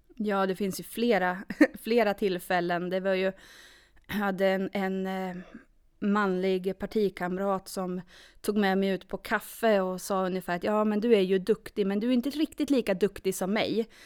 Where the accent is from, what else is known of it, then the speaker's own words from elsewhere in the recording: Norrköping, Östergötland, Sweden; moved away as an adult; now in Sundsvall, Sweden; Född och uppvuxen i Norrköping.